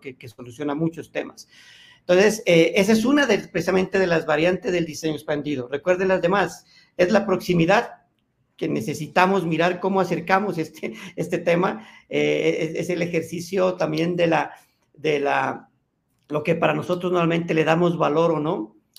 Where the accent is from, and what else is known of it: Colombia